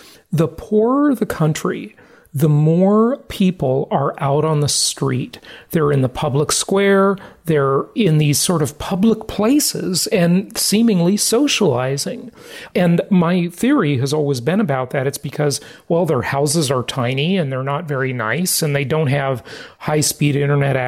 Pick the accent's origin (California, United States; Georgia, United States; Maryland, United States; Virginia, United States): California, United States; Los Angeles; now in Florida, United States; I grew up in Los Angeles, California